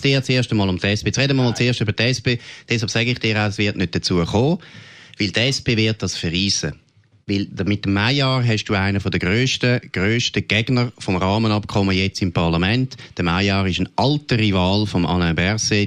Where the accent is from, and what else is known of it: Switzerland